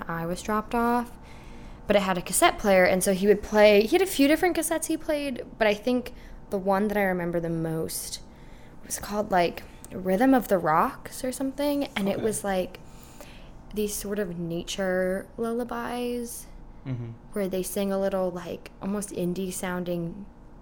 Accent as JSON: {"language": "English", "town": "Kirkland", "region": "Washington", "country": "United States", "tie": "born or raised there", "moved": "as an adult", "lives_now": "Chicago, United States", "said": "I'm originally from Seattle, Washington, a suburb of Seattle, Kirkland, Washington"}